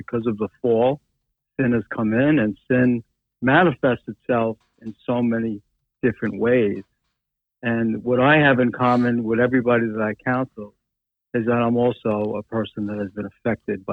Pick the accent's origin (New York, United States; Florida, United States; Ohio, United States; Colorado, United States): New York, United States; I am a New Yorker